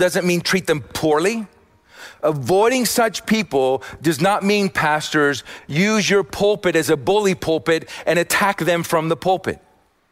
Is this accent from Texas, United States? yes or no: yes; Austin, Texas, United States; I'm from Austin